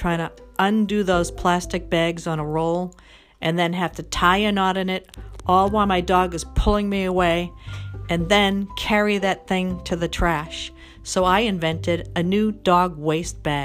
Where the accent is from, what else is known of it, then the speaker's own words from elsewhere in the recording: Boston, Massachusetts, United States; I'm from Boston